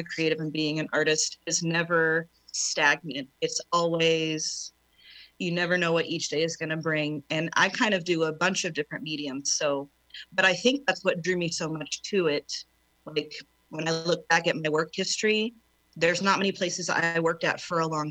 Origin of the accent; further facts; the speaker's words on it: Oklahoma, United States; also born or lived in South Texas; I'm born and raised in Oklahoma. I left for 2 years of my life and moved to deep South Texas.